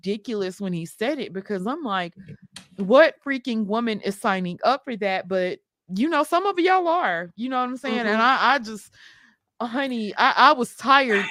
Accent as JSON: {"language": "English", "region": "Mississippi", "country": "United States", "moved": "yes", "lives_now": "Atlanta, United States", "said": "and I'm from Mississippi"}